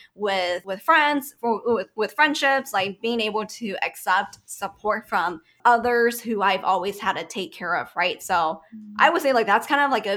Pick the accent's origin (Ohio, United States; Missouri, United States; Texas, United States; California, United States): California, United States; Sacramento; what I grew up with in Sacramento